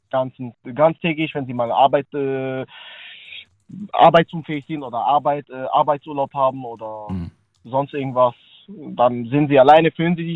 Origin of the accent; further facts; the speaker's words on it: Slovakia; German is a second language; now in Germany; Also, ich komme aus der Slowakischen Republik, lebe hier seit ähm, zwölf Jahren.